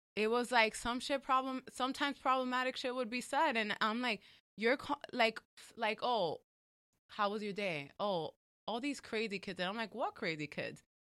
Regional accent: New York, United States; I'm from New York

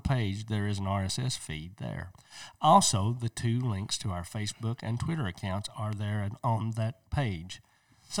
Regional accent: East Tennessee, United States; We are from East Tennessee.

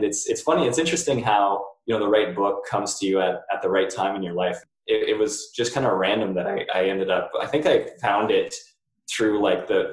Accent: Chatham, Ontario, Canada; now in Georgetown, Canada; I grew up in Chatham, Ontario

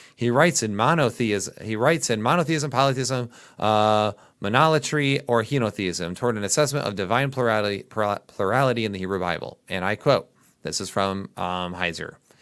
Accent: Midwest, United States; accent: Midwest; my Midwest accent

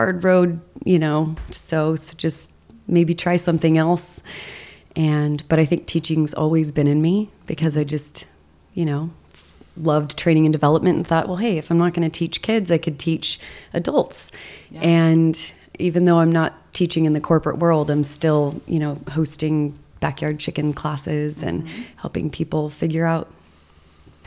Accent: Los Angeles, California, United States; also born or lived in Colorado; I was born and raised in Los Angeles, and I spent a few years in Colorado in the southwestern corner

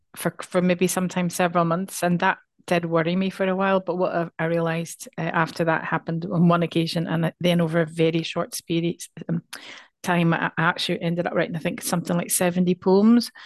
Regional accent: Northern Ireland, United Kingdom; now in Scotland; our experience of both of us, um, growing up in Northern Ireland

